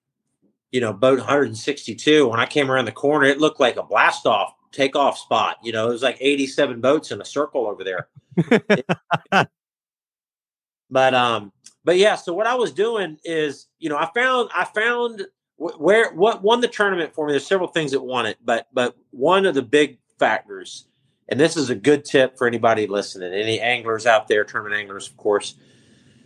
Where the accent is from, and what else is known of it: Clewiston, Florida, United States; born or raised there